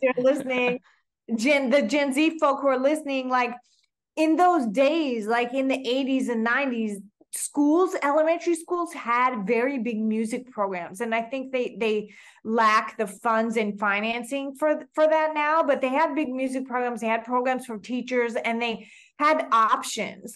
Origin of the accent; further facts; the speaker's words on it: Oklahoma, United States; also born or lived in Canada / New York; now in Toronto, Canada; I grew up in Oklahoma. I was born in Canada, where I'm speaking to you from now